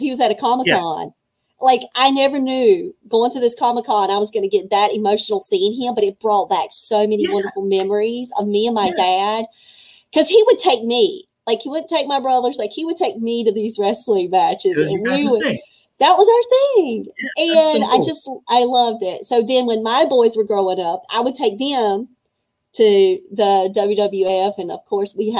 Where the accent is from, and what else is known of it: Fayetteville, North Carolina, United States; born or raised there